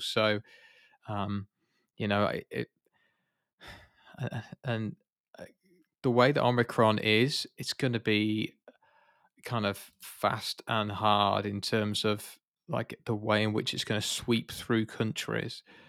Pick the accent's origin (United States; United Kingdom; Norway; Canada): United Kingdom; I'm British